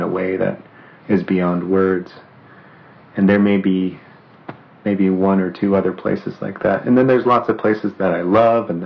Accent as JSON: {"language": "English", "region": "northwestern Poland", "country": "Poland", "also_born_or_lived": "Southern California / Snoqualmie Valley", "moved": "yes", "said": "I can say I'm from northwestern Poland originally, or I can say I'm from Southern California because I lived there for a certain number of years."}